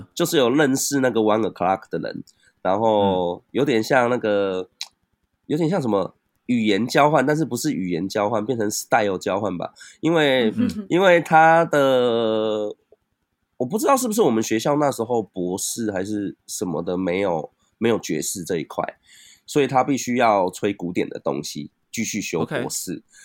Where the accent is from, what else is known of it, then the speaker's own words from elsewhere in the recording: Tainan, Taiwan; also born or lived in Keelung; 我在台南长大。啊，大学我是有去那个基隆读